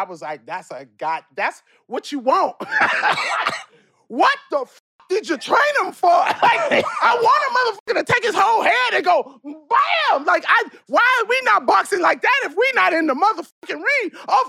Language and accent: English; Compton, California, United States; moved away; also born or lived in Memphis, Tennessee / Brooklyn, New York; I was born in Memphis, but raised in Linwood, Compton. Okay. I am a fucking, and then went to Brooklyn.